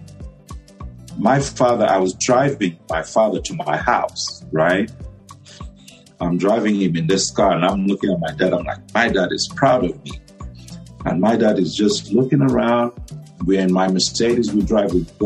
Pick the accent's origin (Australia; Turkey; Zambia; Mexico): Zambia; Luwingu, Luapula Province; moved away as an adult; also born or lived in Botswana / Sacramento, United States; now in United States; Luwungu, Lwapula Province. That's where I'm from.